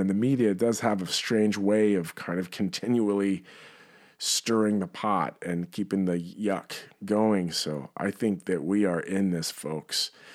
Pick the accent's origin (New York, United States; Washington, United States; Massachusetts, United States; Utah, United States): New York, United States; As a, as a New Yorker